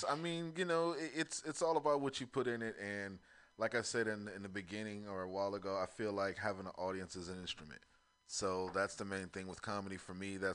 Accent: California, United States; though I'm from the Bay Area, I love Montana

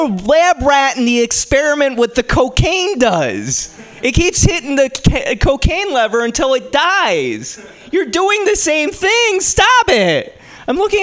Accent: East Coast, United States; now in San Francisco, United States; I grew up on the East Coast

